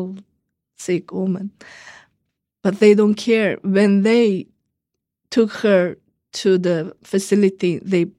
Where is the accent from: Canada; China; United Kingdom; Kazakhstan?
China; Urumqi, Xinjiang; now in Washington, D.C., United States; I am from Urumqi, the capital of Uyghur region, Chinese called Xinjiang.